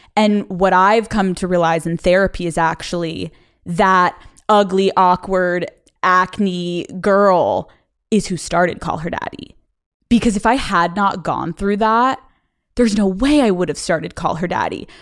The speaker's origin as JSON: {"language": "English", "region": "Pennsylvania", "country": "United States", "tie": "born or raised there", "also_born_or_lived": "Boston", "moved": "as an adult", "said": "I grew up in Pennsylvania"}